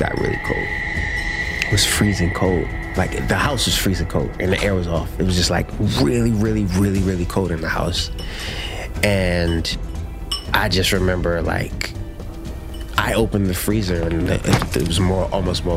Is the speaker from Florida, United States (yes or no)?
no; Baltimore, Maryland, United States; I grew up in Baltimore